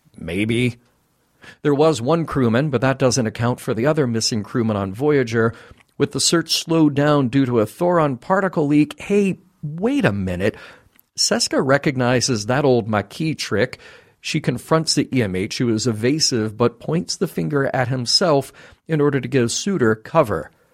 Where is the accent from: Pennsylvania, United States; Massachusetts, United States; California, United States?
California, United States; Lone Pine, California, in the Alabama Hills. Shout out to my home state